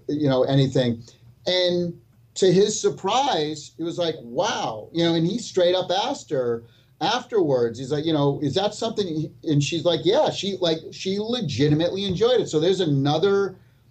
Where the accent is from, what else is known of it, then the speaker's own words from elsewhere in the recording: Massachusetts, United States; Me and Smash were born and raised in Massachusetts